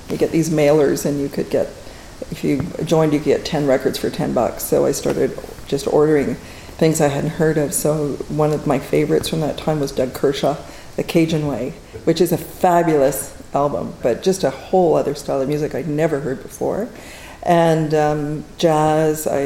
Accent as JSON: {"language": "English", "town": "Fort Smith", "region": "Northwest Territories", "country": "Canada", "tie": "born or raised there", "also_born_or_lived": "Churchill / Iqaluit", "said": "I grew up in a small community. I was born in Churchill, lived in uh, Frobisher Bay, now Iqaluit, and then Fort Smith."}